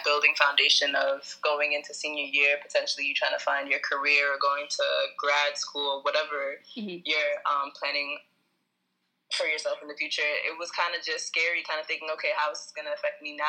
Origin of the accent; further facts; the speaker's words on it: New York City, New York, United States; I'm from Brooklyn, New York